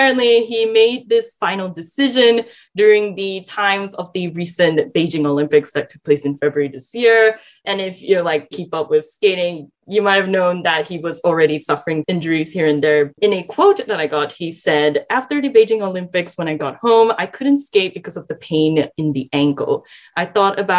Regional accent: Malaysia; growing up in Malaysia

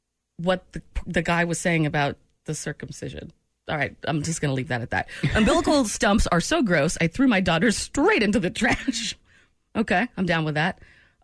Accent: Maine, United States; born or raised there; moved away

